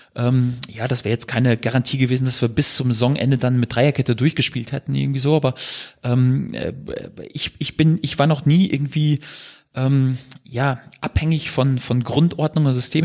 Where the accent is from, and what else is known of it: Germany